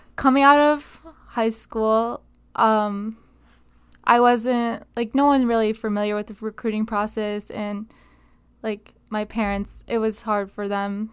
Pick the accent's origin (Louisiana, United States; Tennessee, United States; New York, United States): New York, United States; Binghamton; moved away as an adult; now in Connecticut, United States; I am from the city of Binghamton, specifically the Johnson City, but it's better to say I'm from Binghamton